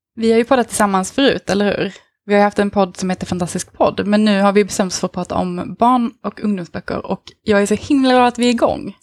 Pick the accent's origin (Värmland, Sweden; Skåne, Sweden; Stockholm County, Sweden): Skåne, Sweden; Eslöv; now in Malmö, Sweden; jag kommer från Eslöv men bor i Malmö just nu.